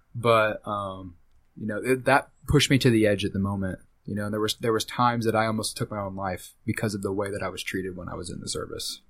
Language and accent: English; Wichita, Kansas, United States; moved away as an adult; also born or lived in Mulvane, Kansas / Hutchinson, Kansas; now in Tampa, United States; I grew up here in Wichita, Kansas. Uh, for the first eight years of my life, I, um, kinda moved around, and then this is where my family ended up hunkering down at. And I was here until I graduated high school.